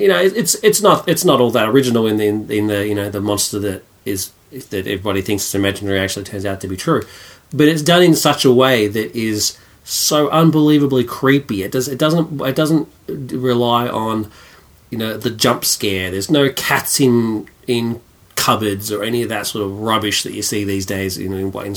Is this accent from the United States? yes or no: no; Australia; I love my country. I'm a patriot, and I love being Australian